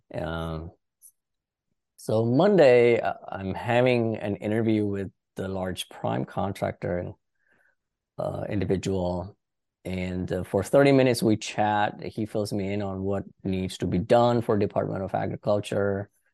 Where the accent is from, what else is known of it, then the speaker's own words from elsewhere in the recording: India; moved away as an adult; now in Washington DC area, United States; I did my high school in India and did a couple of years of college in India.